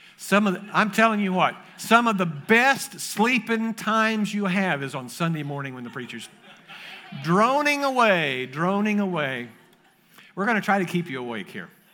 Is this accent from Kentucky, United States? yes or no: yes; Kentucky, United States; moved away; I grew up in Kentucky